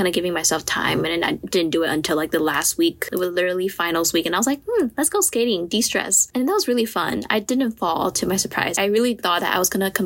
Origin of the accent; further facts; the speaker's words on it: Taiwan; moved away as an adult; I'm from Taiwan